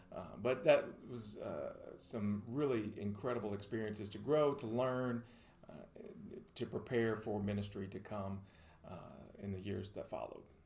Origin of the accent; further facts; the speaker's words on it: Murfreesboro, Tennessee, United States; also born or lived in Louisiana; I was born in Louisiana, but I grew up here in Murfreesboro, consider this home uh, since the late 80s